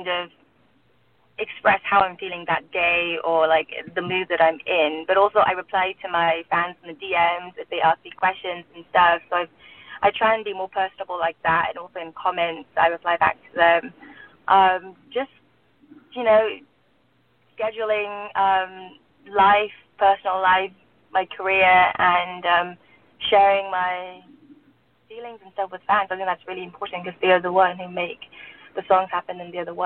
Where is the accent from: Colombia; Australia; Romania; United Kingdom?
United Kingdom; England; also born or lived in Burma / London; now in Los Angeles, United States; I grew up in England